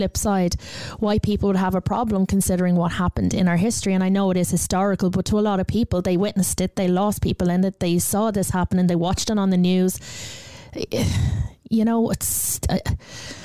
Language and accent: English; Ireland; I love the fact that I'm Irish. I love being Irish.